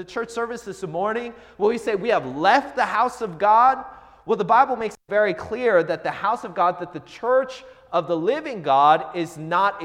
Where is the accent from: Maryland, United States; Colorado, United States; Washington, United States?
Washington, United States; Seattle; I grew up in the Seattle area